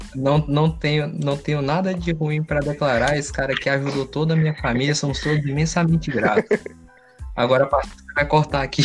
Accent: Goiás, Brazil; eu sou goiano aqui

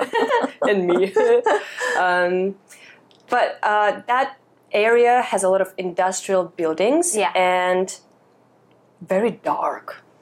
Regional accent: Russia; now in Hong Kong; I grew up in Russia.

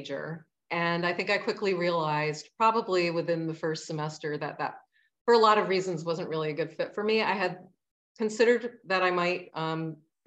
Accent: Plattsburgh, New York, United States; I grew up in Plattsburgh, New York, and a family of six

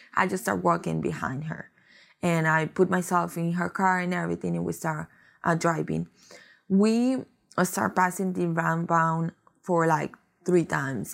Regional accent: Costa Rica; moved away; I am from Costa Rica mm-hmm. originally, and I came in here about maybe ten years ago

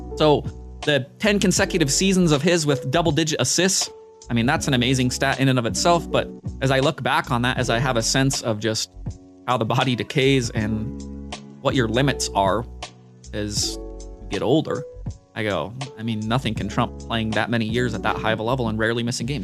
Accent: Utah, United States; I grew up in Utah

